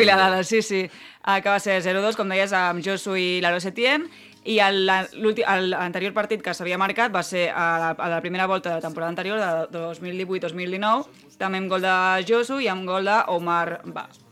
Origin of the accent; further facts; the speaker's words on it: Barcelona, Catalonia, Spain; nosaltres que som de Barcelona